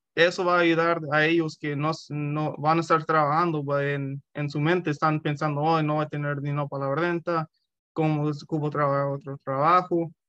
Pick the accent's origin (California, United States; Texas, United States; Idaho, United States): California, United States; Roseland; yo crecí aquí en Roseland toda mi vida